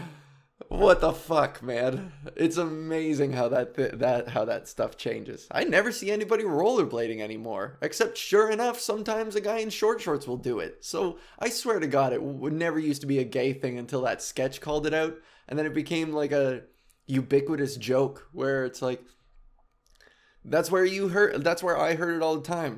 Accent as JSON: {"language": "English", "town": "Whitby", "region": "Ontario", "country": "Canada", "tie": "born or raised there", "said": "I grew up in Whitby, and in Oshawa"}